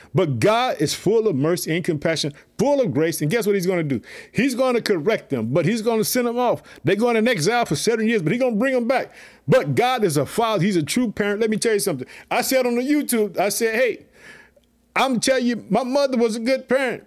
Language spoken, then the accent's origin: English; Illinois, United States; my home state, Illinois